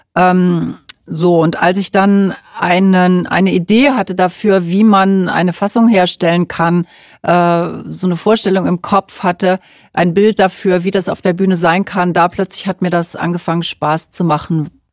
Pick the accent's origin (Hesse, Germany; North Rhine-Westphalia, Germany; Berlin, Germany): North Rhine-Westphalia, Germany; Cologne; weil ich eben selber aus Köln komme